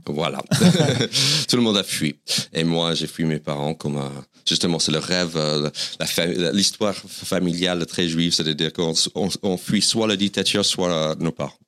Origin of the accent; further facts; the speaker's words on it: White Plains, New York, United States; French is a second language; moved away as an adult; now in Paris, France; je suis né à White Plains, New York, qui est dans l'État de New York, 30 minutes au nord de, New York City, de Manhattan. Et j'ai, donc c'est là où j'ai l'hôpital de White Plains, c'est là où je suis né. J'ai grandi dans ce comté qui s'appelle le Westchester.